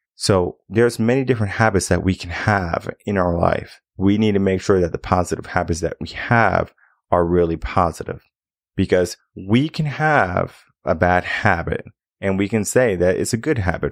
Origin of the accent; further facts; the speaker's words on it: Connecticut, United States; now in Texas, United States; I come from Connecticut